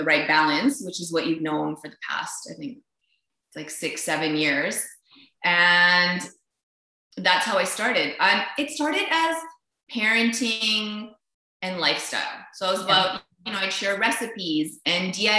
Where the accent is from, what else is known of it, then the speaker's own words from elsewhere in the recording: Vancouver, British Columbia, Canada; also born or lived in Niagara Falls / Winnipeg; I live here in Vancouver. I was born actually in Niagara Falls, but lived most of my life here with a 6-year stint in Winnipeg.